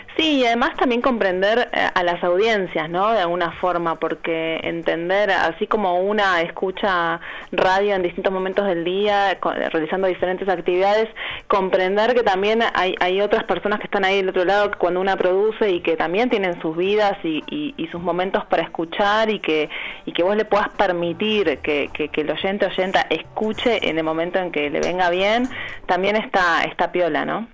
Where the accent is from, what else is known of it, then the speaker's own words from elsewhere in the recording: Uruguay; moved away as an adult; now in Argentina; yo soy uruguaya y hace siete años que estoy viviendo acá